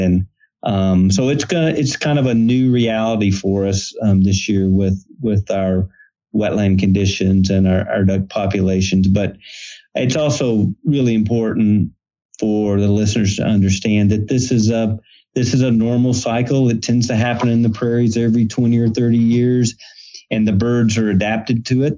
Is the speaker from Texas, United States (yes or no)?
yes; Texas Gulf Coast near Galveston, United States; I grew up on the Texas Gulf Coast near the Galveston area